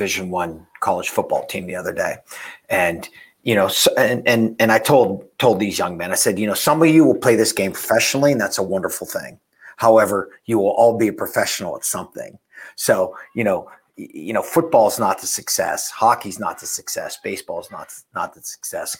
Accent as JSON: {"language": "English", "town": "Pittsburgh", "region": "Pennsylvania", "country": "United States", "said": "I'm from Pittsburgh"}